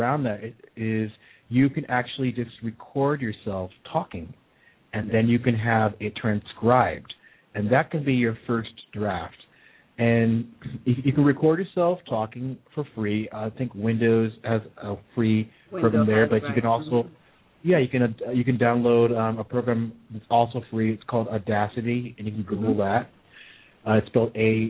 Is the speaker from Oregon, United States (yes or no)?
yes; Hillsboro, Oregon, United States; moved away; I grew up in Hillsborough, Oregon